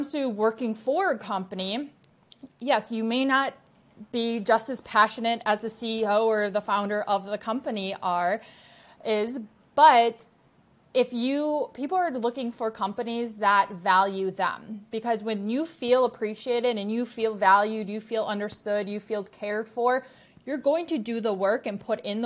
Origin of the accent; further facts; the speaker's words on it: Milwaukee, Wisconsin, United States; I'm back home in my hometown of Milwaukee, Wisconsin